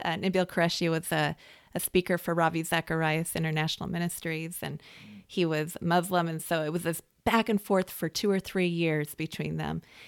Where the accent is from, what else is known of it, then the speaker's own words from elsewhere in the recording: West Coast, United States; I, I grew up on the West Coast